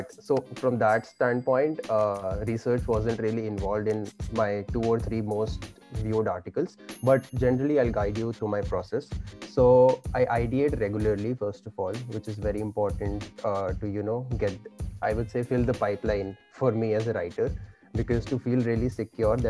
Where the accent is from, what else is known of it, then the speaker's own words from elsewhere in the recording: India; I was born and brought up in India